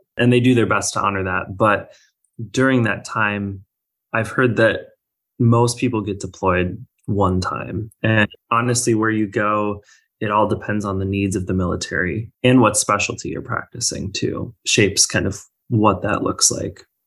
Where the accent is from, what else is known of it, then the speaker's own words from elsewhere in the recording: Minnesota, United States; moved away; I am originally from Minnesota